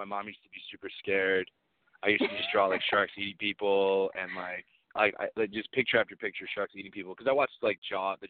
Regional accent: Phoenix, Arizona, United States; Yeah, I'm from Phoenix.

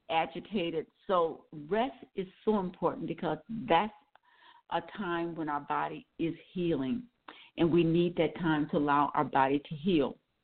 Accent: Milwaukee, Wisconsin, United States; As I said, I'm from Wisconsin, Milwaukee, Wisconsin, and years ago, not now, years ago, I used to be able to tell you when it was going to rain and when the temperature was going to drop.

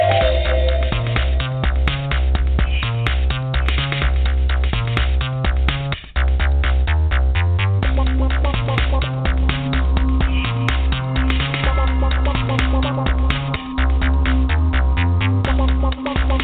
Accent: Bristol, Connecticut, United States; we're both from Bristol, Connecticut

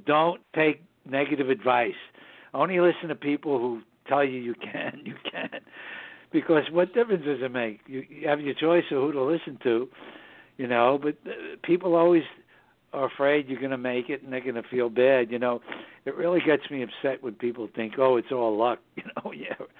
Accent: New York City, New York, United States; born or raised there; also born or lived in southern Hudson Valley, New York

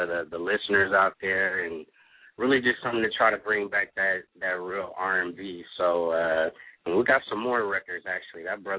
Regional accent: Oakland, California, United States; moved away; also born or lived in Orlando, Florida; I'm from Oakland, California, the Bay Area. But I also raised in Orlando, Florida, too

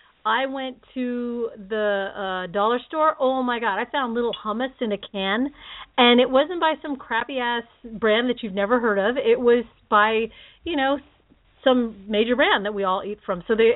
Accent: Philippines; I'm Filipino and I'm a Hawaiian at heart and spam, man.

